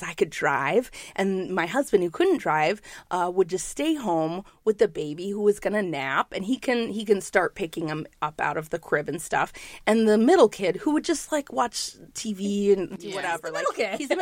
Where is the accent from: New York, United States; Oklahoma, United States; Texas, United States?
New York, United States; New York City; I'm a New Yorker.